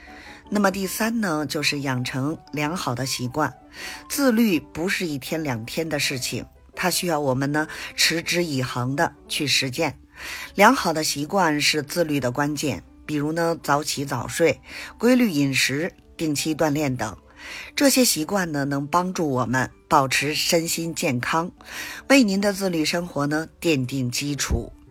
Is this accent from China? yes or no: yes; Beijing, China